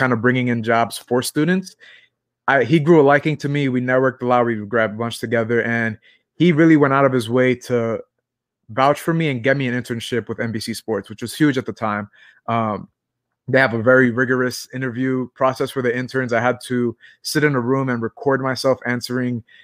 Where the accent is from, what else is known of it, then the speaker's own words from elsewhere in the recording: New York City, New York, United States; also born or lived in New Haven; I'm from Brooklyn, New York